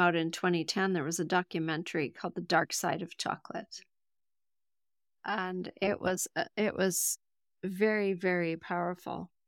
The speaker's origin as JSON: {"language": "English", "country": "Canada", "said": "I'm from Canada"}